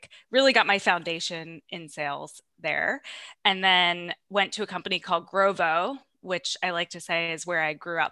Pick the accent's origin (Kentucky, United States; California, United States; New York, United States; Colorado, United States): New York, United States; Long Island; I'm from Long Island.